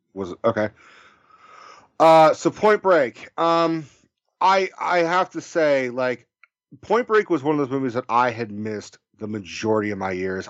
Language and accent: English; Bay Area, California, United States; I grew up in the Bay Area